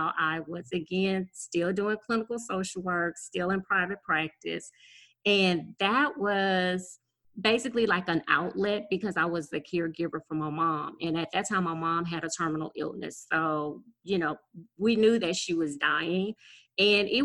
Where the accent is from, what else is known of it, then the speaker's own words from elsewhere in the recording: Gonzales, Louisiana, United States; I am from South Louisiana. So I'm 60 miles outside of New Orleans